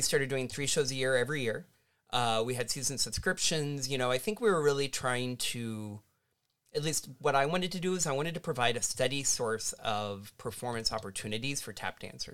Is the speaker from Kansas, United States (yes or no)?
yes; Kansas, United States; now in Illinois, United States; my home state is Kansas